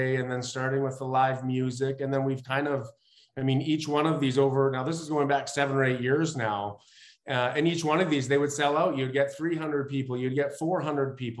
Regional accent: Dauphin, Manitoba, Canada; moved away as an adult; also born or lived in Salmon Arm, British Columbia; now in Kelowna, Canada; we're both Prairie Boys from Manitoba

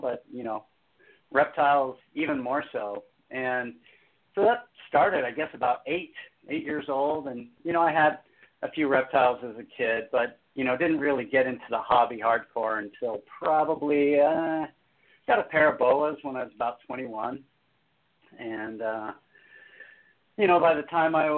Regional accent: Southern California deserts, United States; I was a little kid growing up in the Southern California deserts

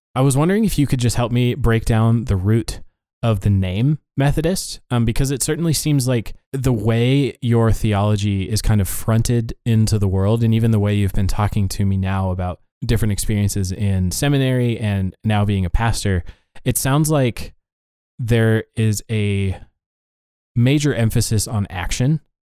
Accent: Montana, United States; we grew up in Montana

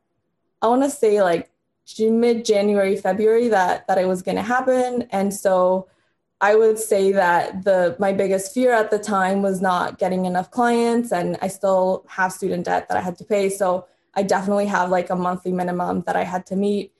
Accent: Canada; also born or lived in Honduras; I was born in Honduras, moved to Canada when I was in grade 3 or 4, and then moved to a little town called Elmer

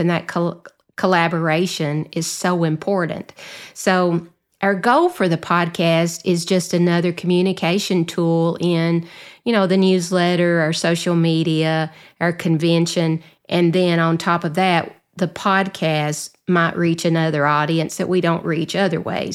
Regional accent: the South, Southern United States, United States; accent: Southern; my Southern accent

